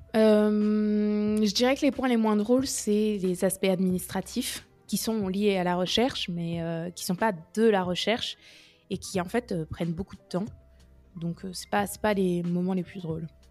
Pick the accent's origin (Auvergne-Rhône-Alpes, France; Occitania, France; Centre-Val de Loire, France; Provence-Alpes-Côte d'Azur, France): Centre-Val de Loire, France; Orléans; moved away as an adult; also born or lived in Lyon / Nice / Rennes; now in Paris, France; je suis d'Orléans à la base. J'ai fait ma prépa à Orléans. Je suis restée là-bas